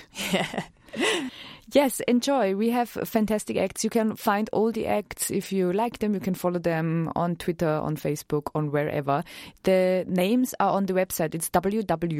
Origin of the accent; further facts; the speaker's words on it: Austria; English is a second language; moved away; I'm from Austria, so this accent is actually real.